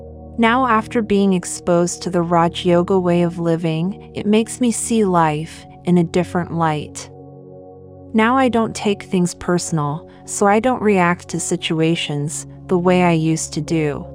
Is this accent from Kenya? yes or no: yes; Kenya; born there; moved away; also born or lived in Seychelles / Germany; I was born in Kenya, studied in Seychelles, and then went to Germany for studies, and so finally I felt that I don't belong to anywhere.